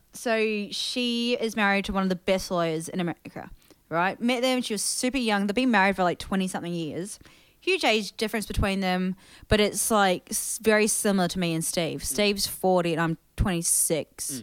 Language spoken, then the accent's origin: English; New Zealand; also born or lived in Thailand; growing up in New Zealand